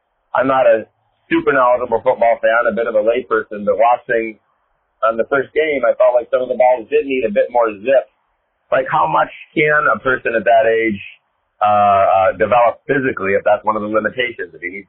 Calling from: Atlanta, Georgia, United States; calling from Atlanta.

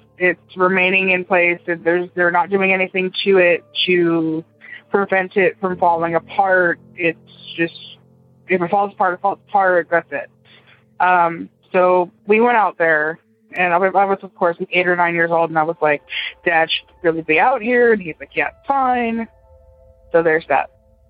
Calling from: Brevard County, Florida, United States; I'm calling from Brevard County, Florida.

